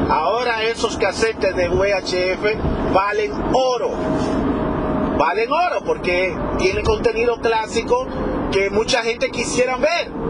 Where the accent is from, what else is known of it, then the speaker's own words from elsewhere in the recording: Dominican Republic; Yo soy dominicano, por si muchos no lo saben, hasta esta altura de juego.